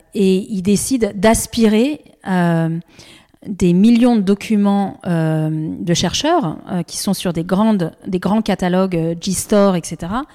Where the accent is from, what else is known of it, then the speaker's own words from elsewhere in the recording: Annecy, Auvergne-Rhône-Alpes, France; J'ai grandi à Annecy